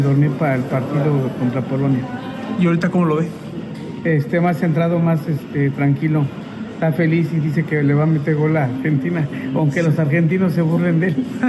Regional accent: Mexico; Somos mexicanos

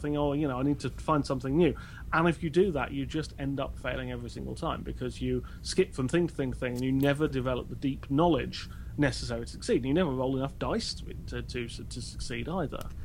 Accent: United Kingdom; I'm British

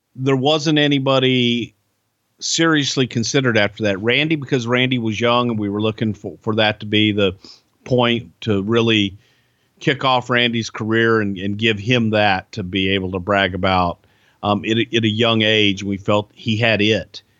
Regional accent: Houston, Texas, United States; it was in my hometown

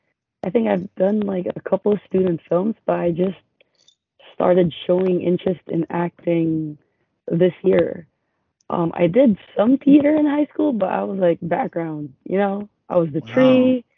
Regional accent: Philippines; hey, I'm Filipino. I'm new to this.

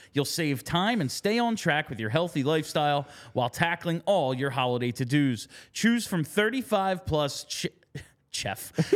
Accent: New Jersey, United States; I'm from New Jersey. a lot of people that I know are Devils fans. It was like my neighborhood was divided.

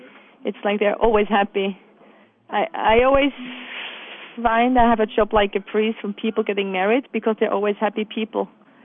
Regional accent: Bönigen, Bern, Switzerland; Yes, it's just I grew up in Bonningen, which is outside of Interlaken, right on the lake, and there was a youth hostel just opposite our house.

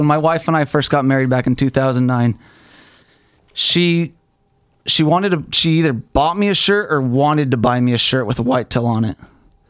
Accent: Salt Lake City, Utah, United States; Salt Lake City, Utah.

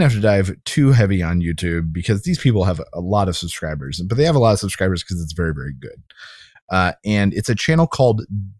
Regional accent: Orlando, Florida, United States; born or raised there

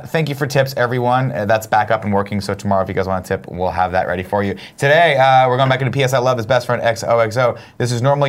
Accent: Riverside, California, United States; Growing up in Riverside, it was always hot

